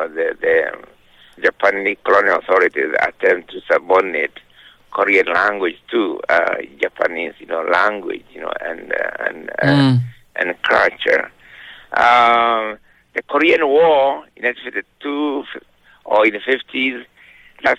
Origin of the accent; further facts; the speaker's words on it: Kenya; I was born in 1938 in Kenya